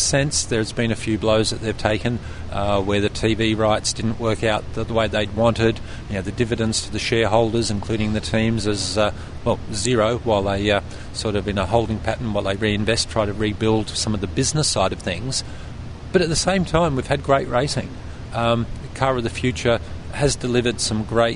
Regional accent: Australia; as an Australian

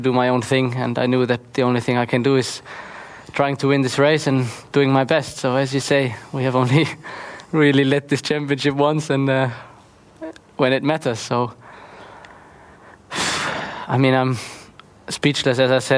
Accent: Heppenheim, Hesse, Germany; Some of them are here, some of them in Kerpen, supporting me, but also back in my hometown Heppenheim.

